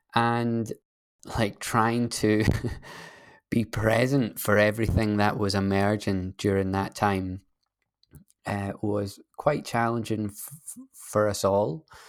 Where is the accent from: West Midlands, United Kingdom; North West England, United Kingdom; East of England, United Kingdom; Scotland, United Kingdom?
Scotland, United Kingdom; I'm a Scottish person